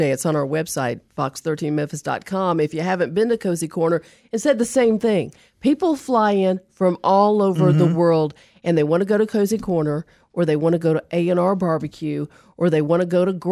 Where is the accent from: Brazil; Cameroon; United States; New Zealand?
New Zealand; I'm from New Zealand.